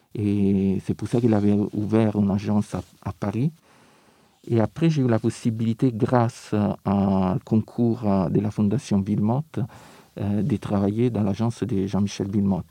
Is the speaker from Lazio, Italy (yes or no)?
yes; Rome, Lazio, Italy; French is a second language; moved away; je viens de Rome